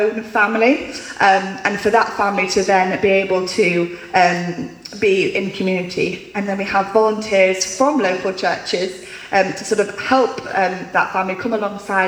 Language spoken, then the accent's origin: English; Grimsby, Yorkshire and the Humber, United Kingdom; also born or lived in South Coast; I grew up in Grimsby most of my life.